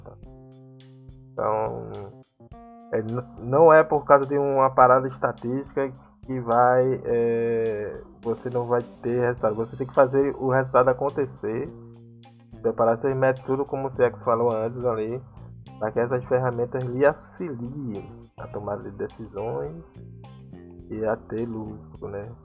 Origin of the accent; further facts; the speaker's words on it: Brazil; como nós brasileiros